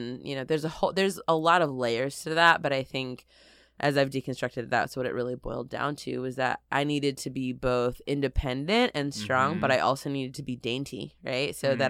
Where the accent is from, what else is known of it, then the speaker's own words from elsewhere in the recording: Connecticut, United States; also born or lived in Texas; I'm an East Coast baby. So for me, I grew up in Connecticut.